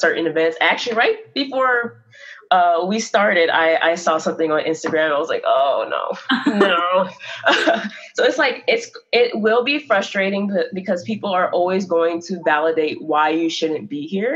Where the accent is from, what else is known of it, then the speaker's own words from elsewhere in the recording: the South, United States; I'm from the South